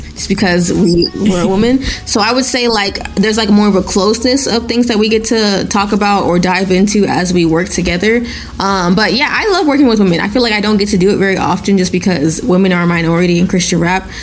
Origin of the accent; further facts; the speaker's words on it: Nigeria; I'm Nigerian. I was literally born in Nigeria